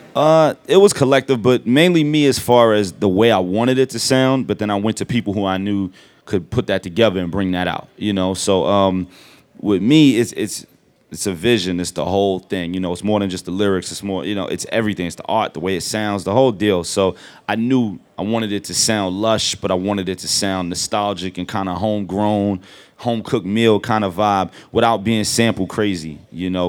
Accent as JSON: {"language": "English", "town": "New York City", "region": "New York", "country": "United States", "said": "I'm from Brooklyn"}